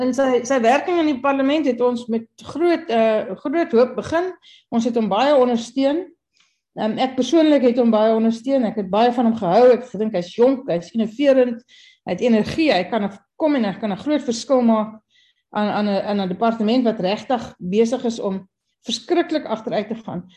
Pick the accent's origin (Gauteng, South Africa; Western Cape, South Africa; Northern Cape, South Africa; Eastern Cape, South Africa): Northern Cape, South Africa; Kimberley; Ek kom van Kimberley